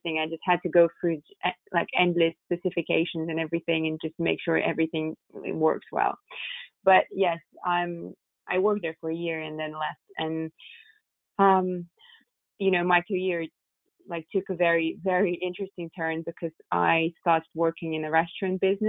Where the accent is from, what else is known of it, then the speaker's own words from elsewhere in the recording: Moscow, Russia; now in London, United Kingdom; I was born and raised in Moscow